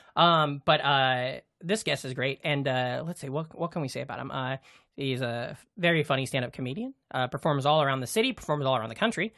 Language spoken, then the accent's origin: English; Iowa, United States; we're from Iowa